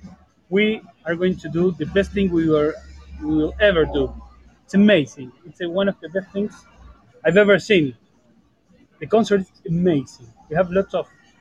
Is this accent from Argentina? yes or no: yes; Argentina; now in Buenos Aires, Argentina; I drove back to Buenos Aires from my hometown